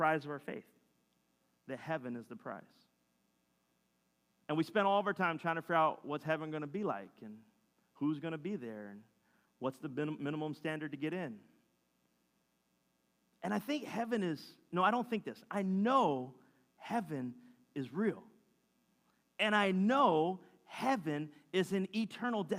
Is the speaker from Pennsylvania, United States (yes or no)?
yes; Philadelphia, Pennsylvania, United States